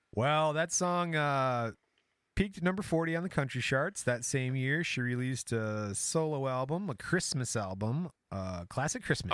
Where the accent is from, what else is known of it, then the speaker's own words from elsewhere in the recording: Michigan, United States; we're from Michigan. We talk like that every once in a while